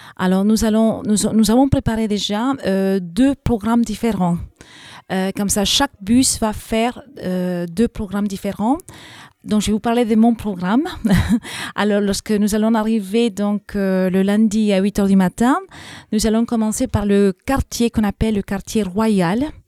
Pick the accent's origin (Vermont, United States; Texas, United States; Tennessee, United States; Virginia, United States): Texas, United States; accent: English and South American; French is a second language; now in France; je suis américaine d'origine mexicaine. Euh, je suis née dans l'État du Texas